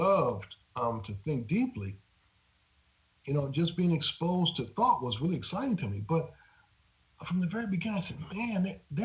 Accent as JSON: {"language": "English", "town": "Grand Rapids", "region": "Michigan", "country": "United States", "tie": "born or raised there", "moved": "yes", "said": "I grew up in Grand Rapids, Michigan"}